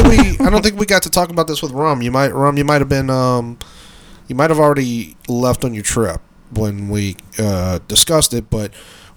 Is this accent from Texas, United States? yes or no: no; Brooklyn, New York, United States; born there; She comes down from Queens. I was born out in Brooklyn.